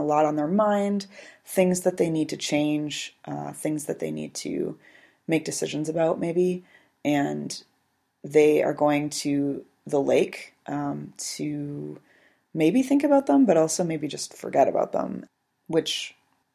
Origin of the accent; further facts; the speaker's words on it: British Columbia, Canada; I was born and raised in British Columbia.